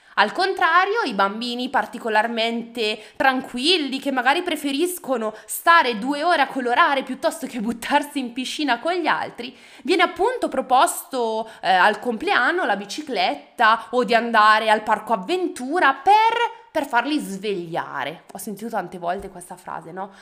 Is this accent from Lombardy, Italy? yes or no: yes; Bergamo, Lombardy, Italy; io sono di Bergamo